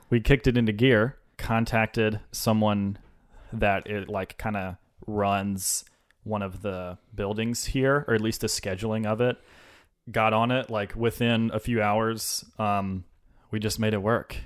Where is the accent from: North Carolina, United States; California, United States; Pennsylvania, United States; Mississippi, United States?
Mississippi, United States; Senatobia; moved away; Senatobia. It's about an hour south of Memphis